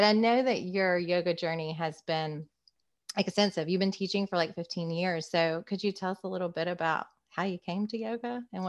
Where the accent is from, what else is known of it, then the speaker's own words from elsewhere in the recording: Concord, United States; now in Wilmington, United States; I said I was from Concord.